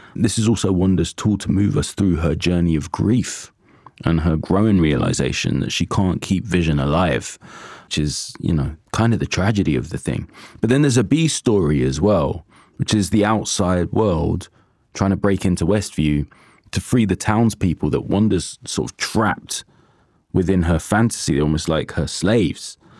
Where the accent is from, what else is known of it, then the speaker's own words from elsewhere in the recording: Jamaica; moved away; I am a Jamaican